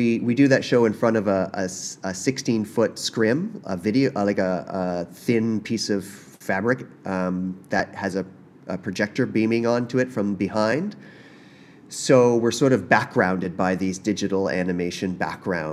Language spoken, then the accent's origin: English; Prince Edward Island, Canada; I'm from Prince Edward Island